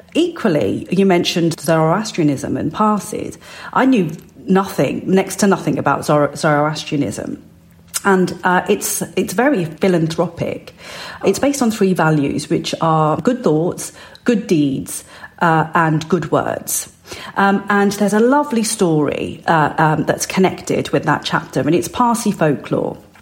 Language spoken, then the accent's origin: English; West Midlands, United Kingdom; I was born and raised in the West Midlands, but my parents came from the north of India uh, in the Punjab.